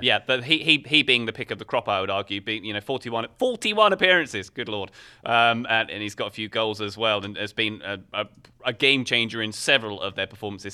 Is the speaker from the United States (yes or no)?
no; England, United Kingdom; as an Englishman